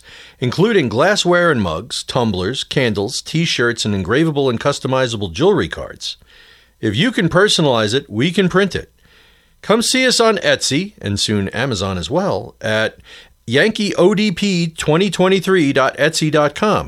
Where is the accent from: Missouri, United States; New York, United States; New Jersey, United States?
New York, United States; Long Island; moved away as an adult; now in Nashville, United States; me being a native New Yorker for most of my adult life and, most of my childhood, growing up on Long Island